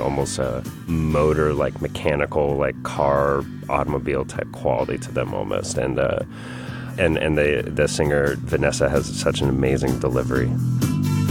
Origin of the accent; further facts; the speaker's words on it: Atlanta, Georgia, United States; I'm from Atlanta, Georgia